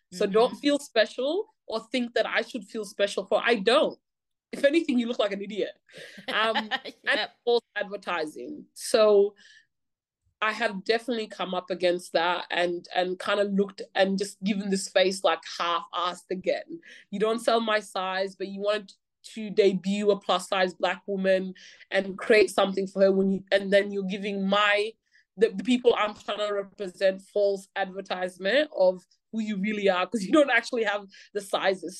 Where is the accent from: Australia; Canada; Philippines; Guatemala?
Australia; growing up in Australia